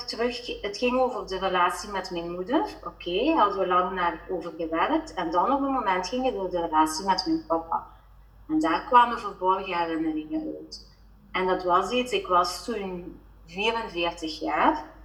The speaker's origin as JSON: {"language": "Dutch", "area": "Belgian Limburg", "region": "Flanders", "country": "Belgium", "also_born_or_lived": "Netherlands", "accent": "Belgian Limburg", "said": "Ik woon inderdaad in eh, België. En mijn accentje te horen Belgisch-Limburg."}